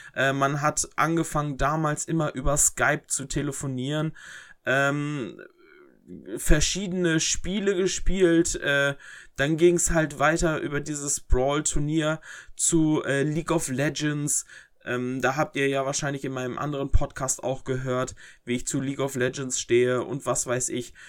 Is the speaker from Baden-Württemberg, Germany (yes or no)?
no; Herford, North Rhine-Westphalia, Germany; mein Ort, wo ich herkomme